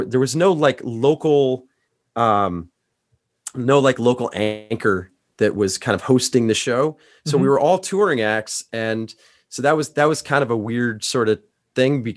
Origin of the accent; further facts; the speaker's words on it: Iowa, United States; now in Ohio, United States; I grew up, you know, in the Midwest. I grew up in Iowa.